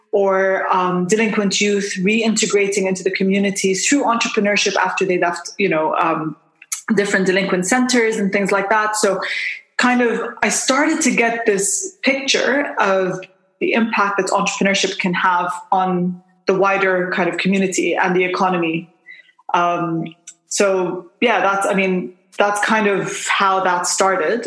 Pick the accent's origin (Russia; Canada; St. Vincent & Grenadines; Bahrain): Bahrain; moved away as an adult; also born or lived in United Kingdom / Jordan; now in Dubai, United Arab Emirates; I'm uh, Jordanian by uh, kind of heritage, but I was born and raised in Bahrain